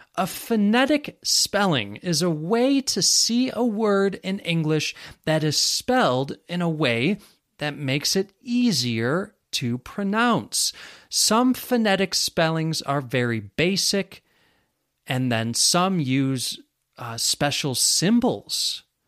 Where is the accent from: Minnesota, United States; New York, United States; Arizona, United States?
New York, United States; Western; accent: American; I grew up in Western New York, and that influences my accent too